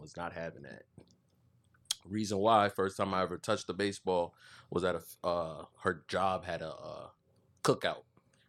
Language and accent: English; Fort Lauderdale, Florida, United States; moved away; Born in Fort Lauderdale, Florida. Lived all over Broward, Pompano, Margate, Cold Springs. Growing up as a kid. Left for Boston.